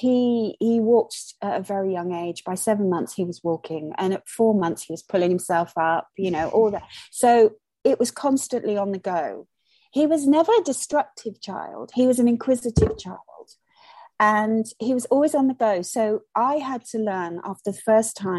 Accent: Malaysia; now in United Kingdom; I was born and brought up in Malaysia.

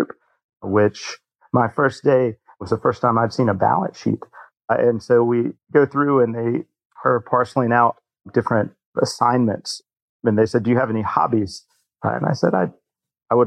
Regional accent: Macon, Georgia, United States; now in Atlanta, United States; I was born and raised in Macon, Georgia

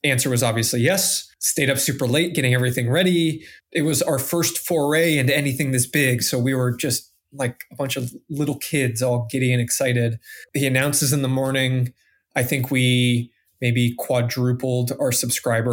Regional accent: Vermont, United States; as a native Vermonter, I was born and raised in Vermont

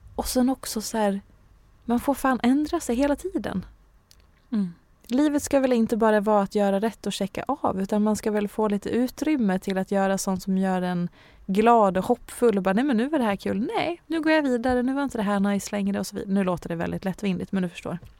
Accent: Hedemora, Dalarna County, Sweden; jag är ju från Hedemora

